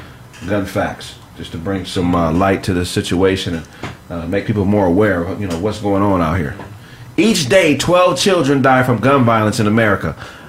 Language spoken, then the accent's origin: English; Pasadena, California, United States; also born or lived in West Covina / Ontario / Detroit / Phoenix; You know, I'm from Pasadena. I was born there. I've lived in Pasadena, West Covina, Ontario, Detroit, Michigan